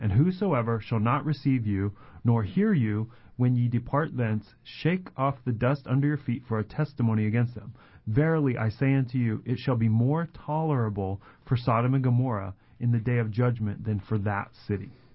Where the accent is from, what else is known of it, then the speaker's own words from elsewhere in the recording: Colorado, United States; moved away; I grew up in Colorado